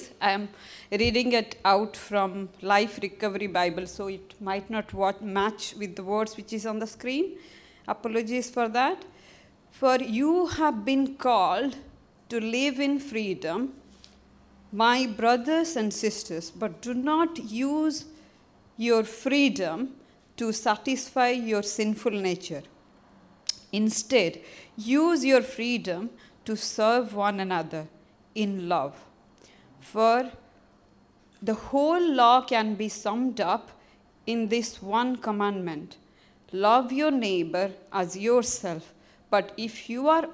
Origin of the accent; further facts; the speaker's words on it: India; moved away; as my color shows, I'm from India